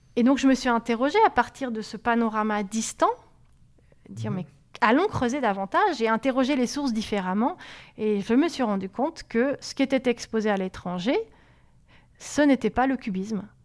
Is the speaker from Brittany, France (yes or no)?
no; Montpellier, Occitania, France; moved away; also born or lived in Paris; Moi, je venais de Montpellier.